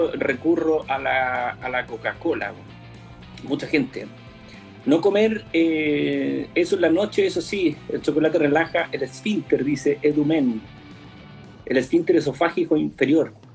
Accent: Concepción area, Biobío, Chile; Somos, de la zona en donde el carrete se acaba

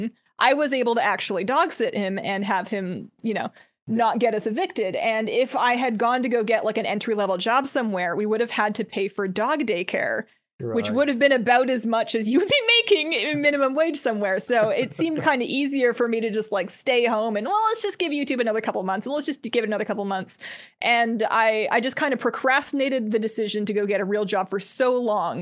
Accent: Canada; also born or lived in United States; When I first started, I was in the United States, but I'm from Canada.

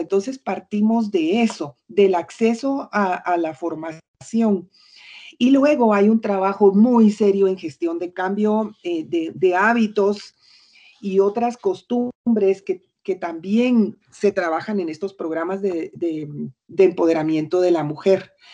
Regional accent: Guatemala; moved away as an adult; also born or lived in United States; viví como 16 años fuera de Guatemala en Estados Unidos.

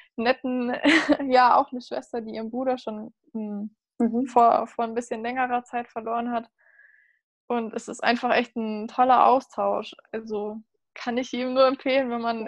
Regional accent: Munich, Bavaria, Germany; ich komme aus München

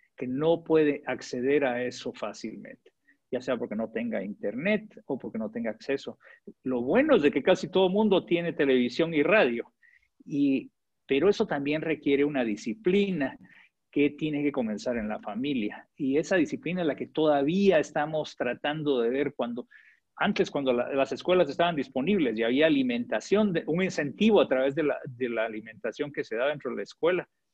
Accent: Guatemala; moved away as an adult; now in Honduras; yo crecí en Guatemala

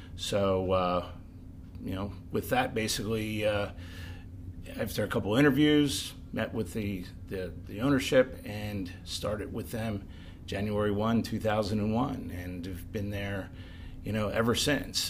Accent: Pottstown, Pennsylvania, United States; I'm from the Pottstown area all my life

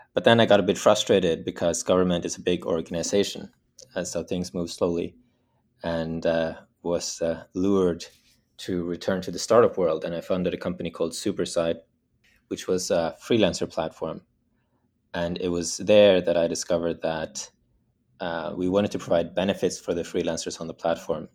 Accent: Bergen, Vestland, Norway; I was born in Norway, the west coast of Norway, in a city called Bergen

